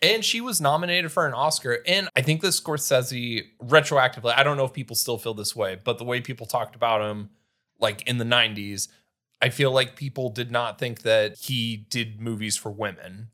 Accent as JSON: {"language": "English", "town": "Sheldon", "country": "United States", "tie": "born or raised there", "moved": "yes", "said": "all my friends moved away and I was still in my hometown."}